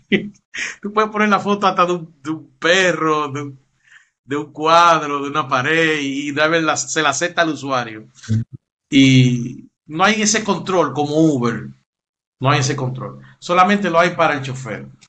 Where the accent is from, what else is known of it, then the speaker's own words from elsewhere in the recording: Dominican Republic; En mi país